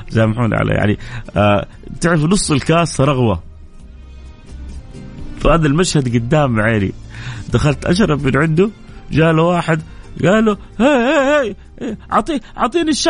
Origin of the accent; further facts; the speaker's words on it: Saudi Arabia; بس انا سعودي كذلك